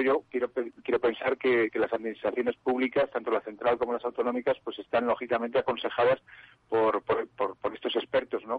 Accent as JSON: {"language": "Spanish", "town": "Zaragoza", "region": "Aragon", "country": "Spain", "said": "se ha celebrado en mi tierra, ¿no? En Zaragoza"}